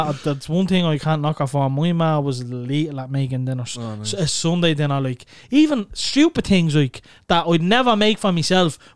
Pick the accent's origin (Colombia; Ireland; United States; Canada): Ireland; Dublin, Leinster; we're from Clondalkin and we're from Neilstown in Clondalkin.